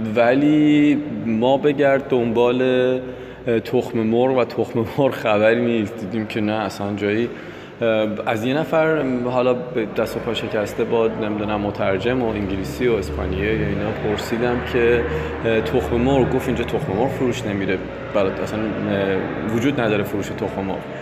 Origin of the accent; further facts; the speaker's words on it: Iran; ما ایرانی هستیم